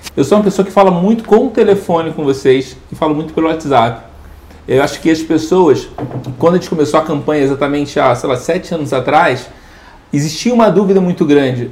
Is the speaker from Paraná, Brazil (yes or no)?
no; Rio de Janeiro, Brazil; moved away; sou do Rio.